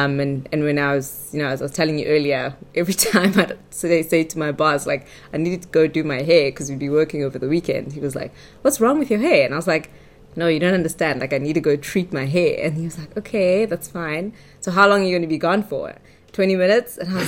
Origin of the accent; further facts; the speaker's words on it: Johannesburg, Gauteng, South Africa; born there; also born or lived in Durban; So I was born in Johannesburg. My parents were still students at the time, postgrad students at Wits University.